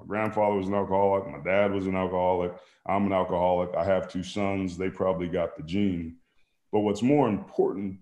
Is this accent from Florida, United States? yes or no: no; Bay Area, California, United States; I grew up in the Bay Area.